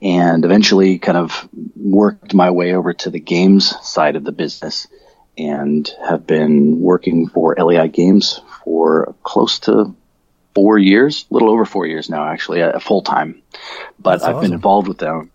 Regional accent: Colorado, United States; moved away as an adult; now in Australia; I grew up in Colorado. That's where I'm originally from.

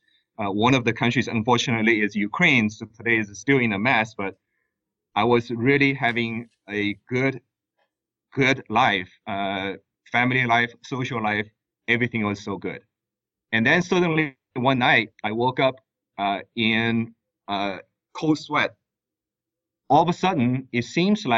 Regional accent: China; moved away as an adult; also born or lived in United States; now in Abu Dhabi, United Arab Emirates; I was born and raised in China. I moved to the U.S. to study economics at Georgetown University

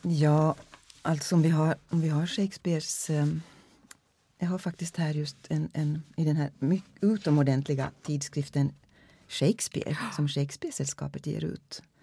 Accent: Finland; first language Swedish; Jag är finlandssvensk

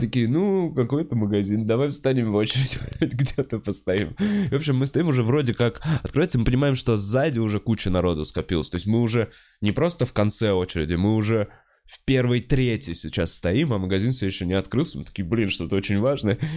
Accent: Russia; я вроде из России

